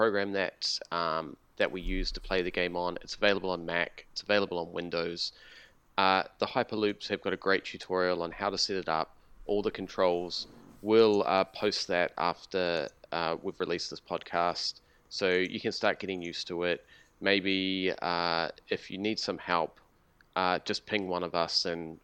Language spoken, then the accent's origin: English; New Zealand; now in Australia; I'm from New Zealand